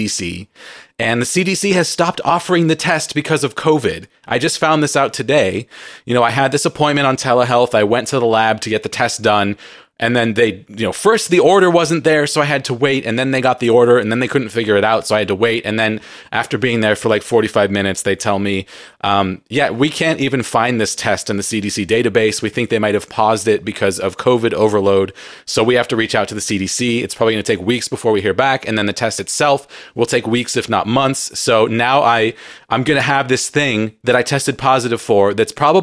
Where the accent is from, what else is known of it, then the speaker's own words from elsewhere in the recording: San Diego, California, United States; I grew up in San Diego, plenty of visits to Mexico